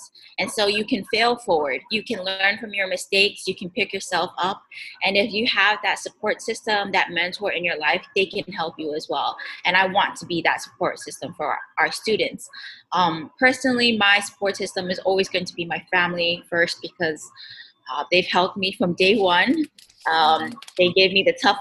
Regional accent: American Samoa; as Pacific Islanders

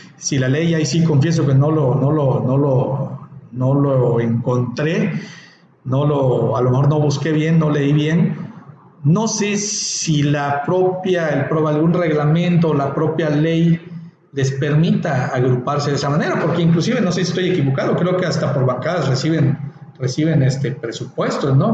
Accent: Mexico; nosotros como ciudadanos mexicanos

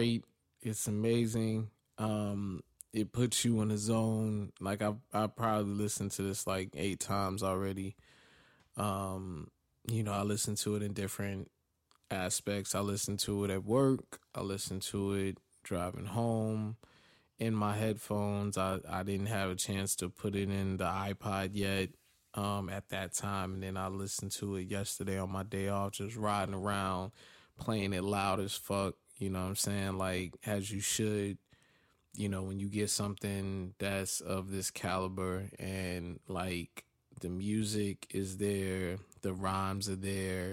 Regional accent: East Orange, New Jersey, United States; I'm from East Orange

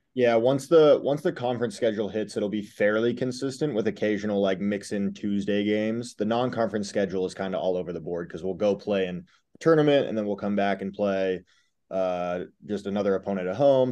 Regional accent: Alaska, United States; I grew up in Alaska

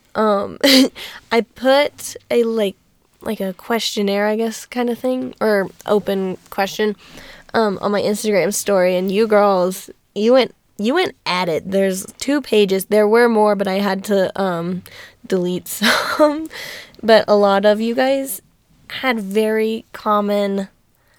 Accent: Alabama, United States; we're from Alabama

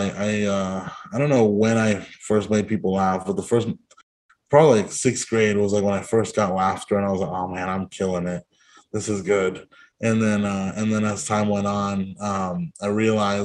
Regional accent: Hanford, California, United States; moved away as an adult; also born or lived in Eureka, California / Santa Cruz, California; I grew up in Hanford near Fresno

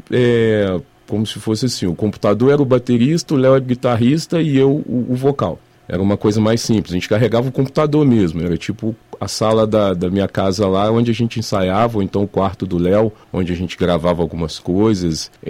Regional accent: Juiz de Fora, Minas Gerais, Brazil; Eu sou mineiro de Juiz de Fora mesmo e sempre fui nascido e criado aqui.

